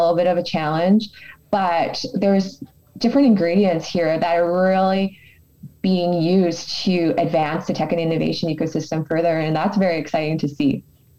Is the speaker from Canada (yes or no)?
yes; Edmonton, Alberta, Canada; having been born and raised in Edmonton